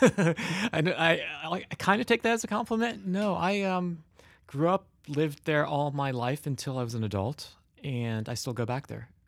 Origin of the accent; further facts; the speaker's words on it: Cincinnati, Ohio, United States; I am from Cincinnati, Ohio